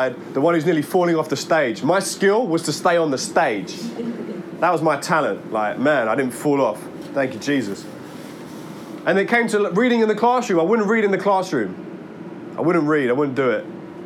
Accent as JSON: {"language": "English", "area": "Worcester Park", "region": "London", "country": "United Kingdom", "tie": "born or raised there", "said": "I grew up living around Worcester Park, Sutton Way"}